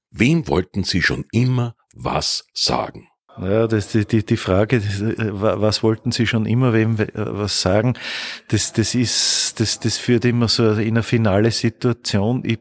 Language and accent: German; Bad Hall, Upper Austria, Austria; also born or lived in Steyr; Geboren in Steyr, aufgewachsen in Bad Hall und wohne in Pfarrkirchen bei Bad Hall.